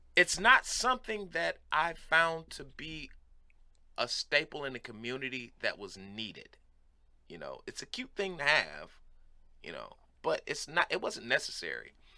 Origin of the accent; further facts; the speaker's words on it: Cleveland, Ohio, United States; I'm from Cleveland